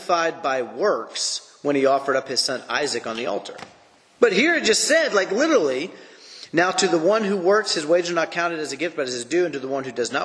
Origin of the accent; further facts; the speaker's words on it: United States; I'm an American